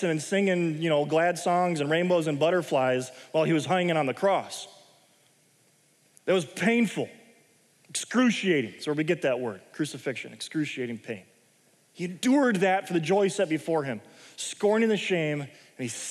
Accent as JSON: {"language": "English", "country": "United States", "said": "I'm an American."}